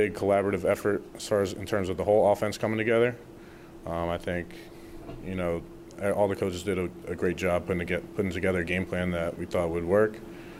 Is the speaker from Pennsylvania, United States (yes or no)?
yes; Philadelphia, Pennsylvania, United States; being from Philly, growing up in Philly